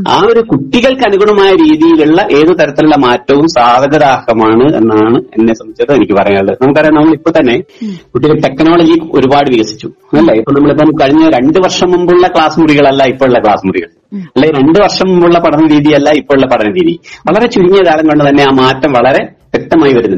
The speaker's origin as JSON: {"language": "Malayalam", "town": "Balussery", "region": "Kerala", "country": "India", "tie": "born or raised there", "moved": "as an adult", "lives_now": "Wayanad, India", "said": "ഞാൻ പഠിച്ചതും വളർന്നതൊക്കെ വയനാട് ജില്ലയിലല്ല കോഴിക്കോട് ജില്ലയിലാണ് കോഴിക്കോട് ജില്ലയിലെ ബാലുശ്ശേരി പഞ്ചായത്തിലാണ് ഞാൻ ജനിച്ചത്"}